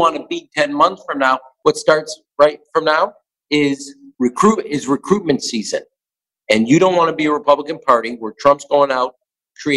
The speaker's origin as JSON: {"language": "English", "town": "Chicago", "region": "Illinois", "country": "United States", "tie": "born or raised there", "said": "we grew up in Chicago"}